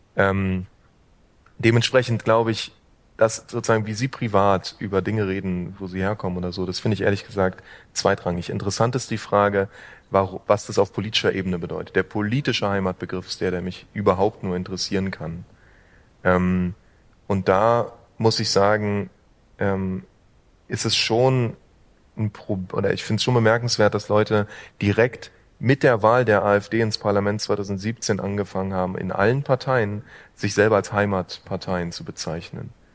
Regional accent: Berlin, Germany; einem ähm, Berliner wie mir

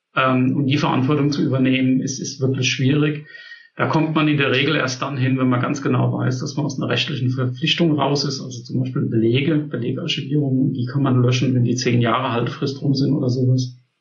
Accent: Germany; bei uns in Deutschland

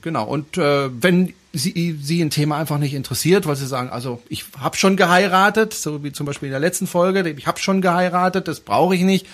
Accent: Baden-Württemberg, Germany; now in Swabia, Germany; bin ja eigentlich aus Baden, aber ich wohne ja in Schwaben

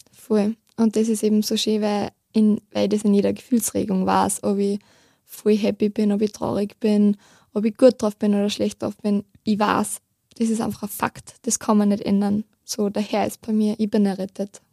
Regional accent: near Steyr, Upper Austria, Austria; ich komme aus der Nähe von Steyr

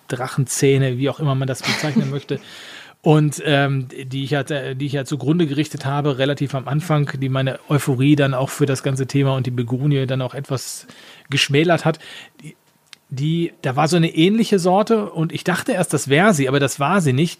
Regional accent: Essen, North Rhine-Westphalia, Germany; moved away; Da habe ich mir da meine Geburtsstadt besucht

